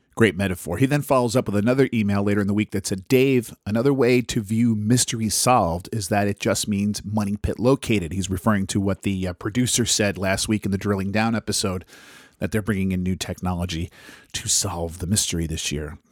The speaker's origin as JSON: {"language": "English", "country": "United States", "said": "I'm American"}